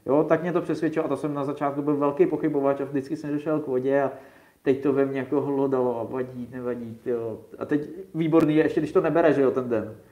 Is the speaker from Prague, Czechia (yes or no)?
no; South Bohemian Region, Czechia; u nás v Jižních Čechách